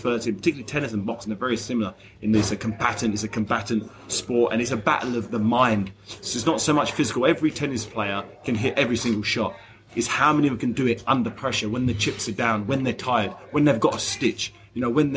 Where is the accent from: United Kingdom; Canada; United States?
United Kingdom; London; the O2 in South London, where I grew up, that's my home turf